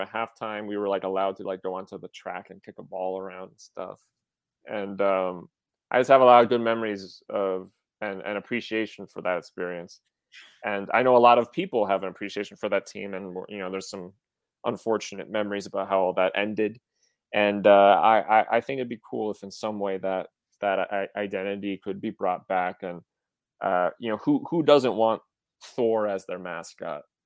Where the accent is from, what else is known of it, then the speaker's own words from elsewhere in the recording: River Falls, Wisconsin, United States; I was from River Falls, Wisconsin